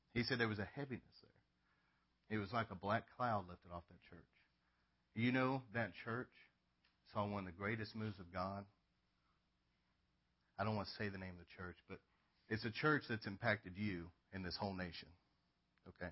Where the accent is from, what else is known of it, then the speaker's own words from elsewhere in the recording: Northeast Texas, United States; I've been here my whole life